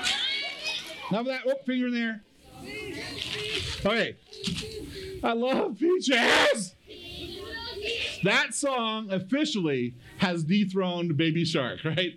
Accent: Kingsburg, California, United States; I'm from Kingsburg.

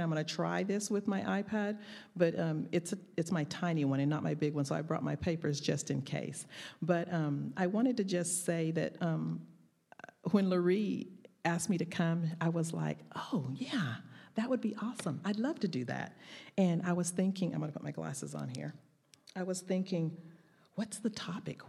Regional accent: the South, United States; accent: Southern drawl; my Southern drawl

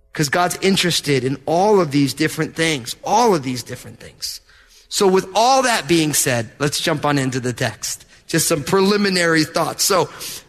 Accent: New Jersey, United States; I'm from New Jersey

